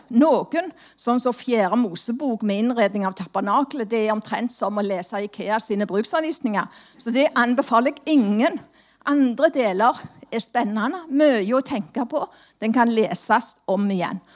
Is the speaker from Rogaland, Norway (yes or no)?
yes; Stavanger, Rogaland, Norway; Som dere hører, så er jeg jo fra Stavanger